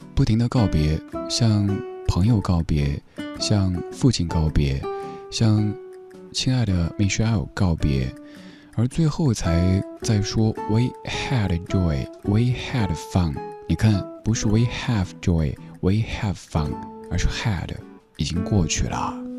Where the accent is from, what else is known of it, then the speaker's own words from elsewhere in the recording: Sichuan, China; accent: Sichuanese; first language Sichuanese; 用我的家乡话、四川话说